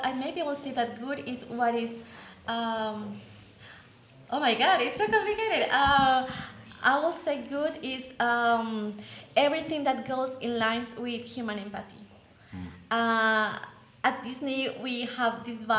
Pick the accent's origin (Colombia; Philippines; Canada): Colombia; I'm from Colombia